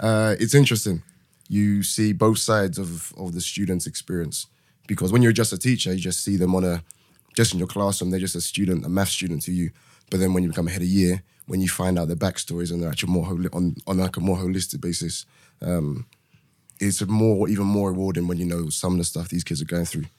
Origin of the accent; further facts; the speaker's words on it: London, United Kingdom; moved away as an adult; now in Manchester, United Kingdom; born and raised in London, currently living in Manchester